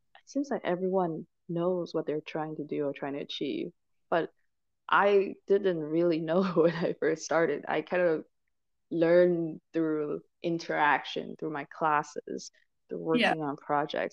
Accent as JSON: {"language": "English", "country": "Malaysia", "tie": "born or raised there", "also_born_or_lived": "Hong Kong / Michigan, United States / Cambridge, United Kingdom", "moved": "yes", "lives_now": "Alabama, United States", "said": "I'm initially from I grew up in Malaysia, but I moved to okay. Hong Kong and I spent a decade in Michigan when I was studying."}